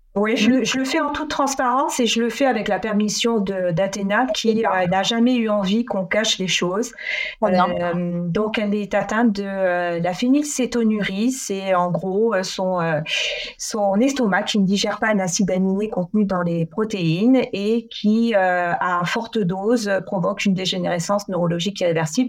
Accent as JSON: {"language": "French", "country": "France", "tie": "born or raised there", "also_born_or_lived": "Brussels, Belgium", "moved": "as an adult", "said": "je prends la décision de repartir dans ma région natale en France"}